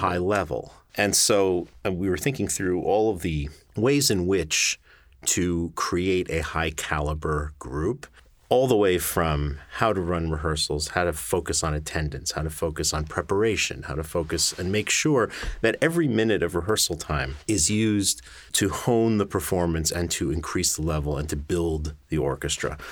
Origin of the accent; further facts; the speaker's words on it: Great Neck, New York, United States; I'm from New York. I grew up on Long Island in a town called Great Neck